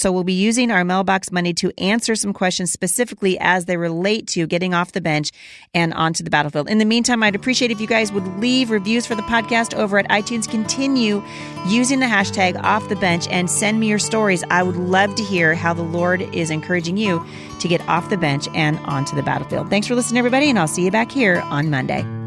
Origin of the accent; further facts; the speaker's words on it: Oregon, United States; I grew up in Oregon. I went, I graduated from Portland Christian